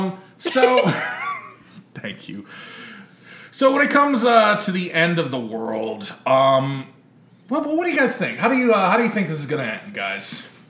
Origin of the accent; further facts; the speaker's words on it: Texas, United States; growing up in Texas